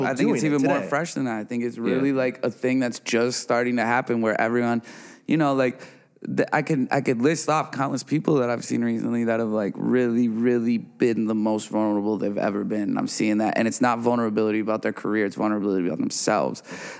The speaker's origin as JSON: {"language": "English", "region": "Midwest", "country": "United States", "said": "We all got the ocean right there. and I'm from the Midwest, and I still don't go to the beach, you know?"}